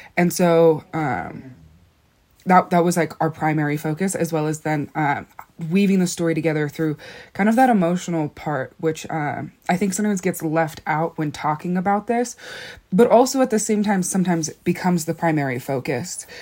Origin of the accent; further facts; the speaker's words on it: Black Mesa, Arizona, United States; I'm from Black Mesa